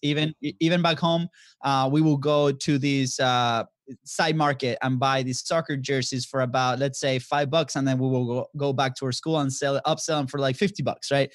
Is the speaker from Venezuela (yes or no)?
yes; Venezuela; moved away as an adult; also born or lived in Florida; now in United States; we are originally from Venezuela. So, uh, we've been in the States, I've been since two thousand ten, came as a, a student athlete